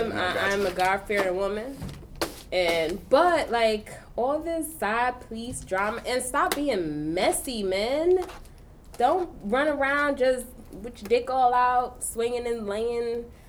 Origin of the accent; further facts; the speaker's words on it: New York City, New York, United States; I am just a regular schmegler girl from Brooklyn.